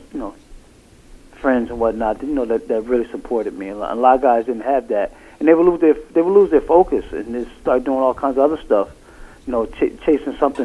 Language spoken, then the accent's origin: English; Bridgeport, Connecticut, United States; now in New Haven, United States; I'm originally from Bridgeport.